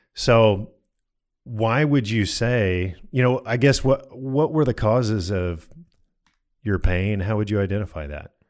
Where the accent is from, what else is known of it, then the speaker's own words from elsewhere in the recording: Colorado, United States; I grew up in Colorado